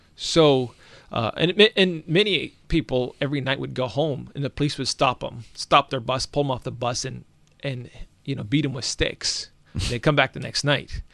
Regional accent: Alaska, United States; I grew up in Alaska

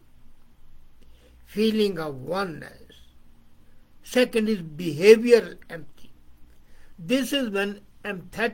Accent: India; I'm from India, I'm Pakistani.

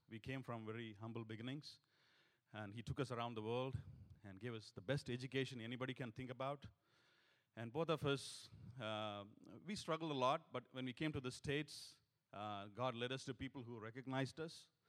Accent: India; moved away as an adult; also born or lived in Singapore; we come from India

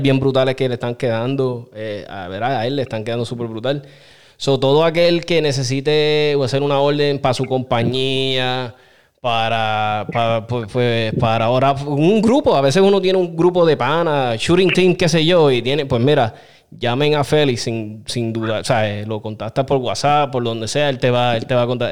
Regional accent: Aguas Buenas, Puerto Rico; moved away; Yo soy de Aguas Buenas, este pueblo me adoptó

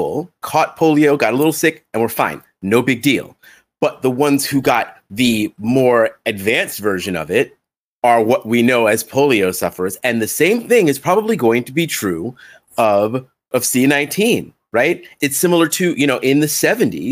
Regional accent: United States

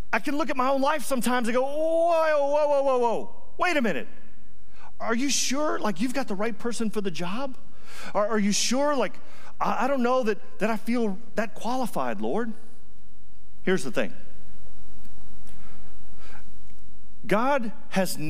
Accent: New Jersey, United States; I'm from New Jersey, right outside of New York City, and so I've actually never farmed

